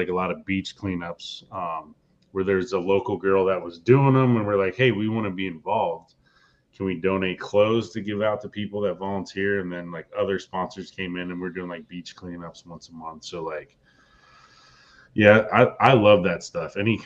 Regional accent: Florida, United States; moved away as an adult; also born or lived in New York; I'm from Florida. I'm from Florida, but I've lived in New York like, God, 7, 8 years of my adult life because of work

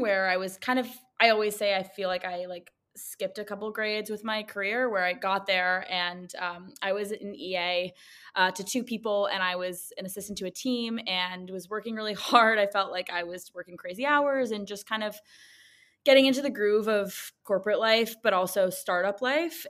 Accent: New York City, New York, United States; I grew up in Manhattan

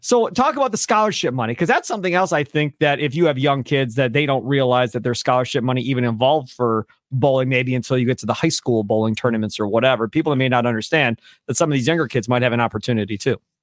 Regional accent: Kenosha, Wisconsin, United States; When I was growing up in Kenosha, back in the day at Sheridan Lanes back in the 80s

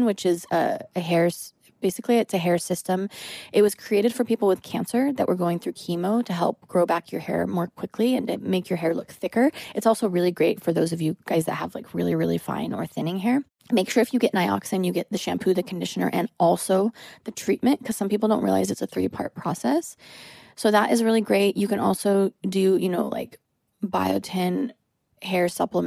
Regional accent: United States; as a female and as an American

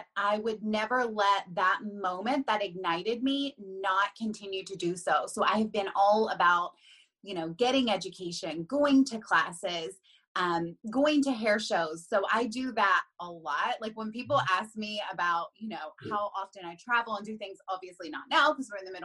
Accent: Huntington, West Virginia, United States; moved away as an adult; also born or lived in North Carolina; now in Philadelphia area, United States; I'm originally from Huntington, which is kind of like on the border of Kentucky and Ohio

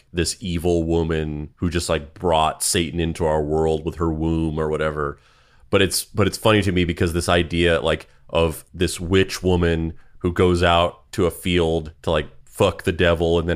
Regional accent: Dexter, New Mexico, United States; now in New York, United States; I was also from New Mexico growing up, and I moved to New York instead of California.

